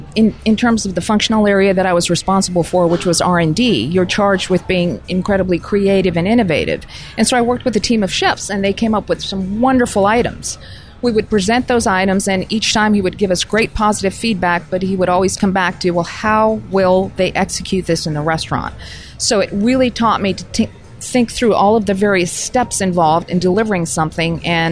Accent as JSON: {"language": "English", "country": "Pakistan", "tie": "born there", "also_born_or_lived": "all over the world", "said": "Growing up overseas, I was born in Pakistan and grew up all over the world, and really got tremendous exposure to various cultures everywhere"}